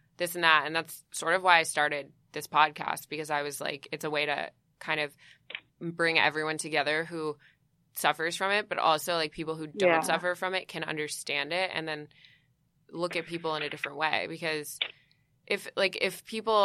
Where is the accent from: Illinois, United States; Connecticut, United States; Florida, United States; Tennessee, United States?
Connecticut, United States; also born or lived in New York; I'm, like, from New York. And mostly grew up, I mean, I grew up in Connecticut mostly